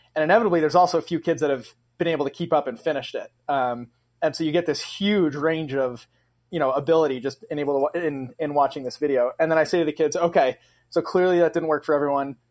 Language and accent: English; Massachusetts, United States; moved away as an adult; now in Grand Rapids, United States; taught in Massachusetts for five years right out of college, which is my home state